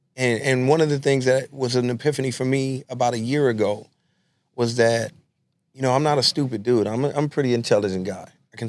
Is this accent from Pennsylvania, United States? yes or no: no; Los Angeles, California, United States; I went to Trinity Street Elementary School. I grew up on San Pedro and King Boulevards in L.A. That was my area, and Trinity was right there.